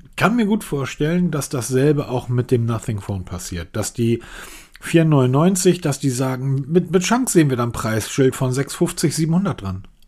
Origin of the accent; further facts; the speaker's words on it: Germany; als Deutscher